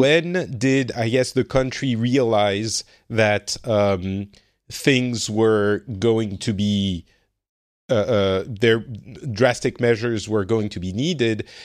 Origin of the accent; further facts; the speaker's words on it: France; now in Finland; I'm from France and I currently live in Finland